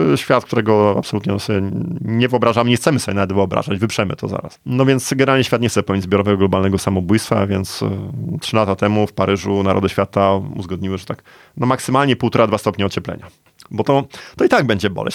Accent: Gdańsk, Pomeranian Voivodeship, Poland; Ja jestem z Gdańska. Moje rodzinne miasto

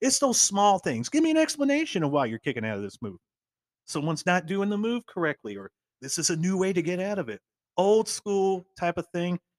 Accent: Texas, United States; growing up in Texas

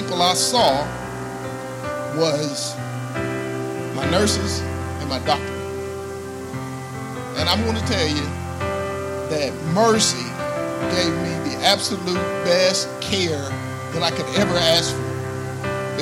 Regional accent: Ardmore, Oklahoma, United States; born and raised in Ardmore. Lived here all my life.

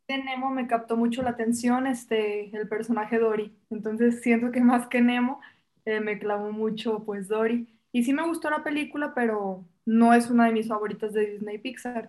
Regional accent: Mexico

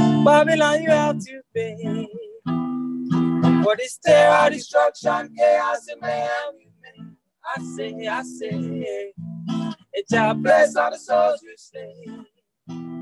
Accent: Gardena, California, United States; moved away; also born or lived in Hawaii; We grew up in Gardena, California. And then we moved to Hawaii for about 10 years.

